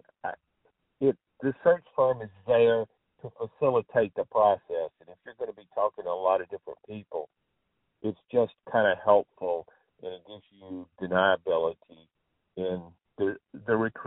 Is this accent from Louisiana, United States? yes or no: yes; Louisiana, United States; moved away; also born or lived in Jackson, Mississippi; I grew up in Louisiana